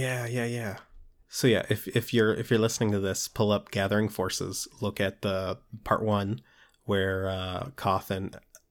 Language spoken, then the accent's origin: English; Maryland, United States; For those of you listening, I'm from Maryland.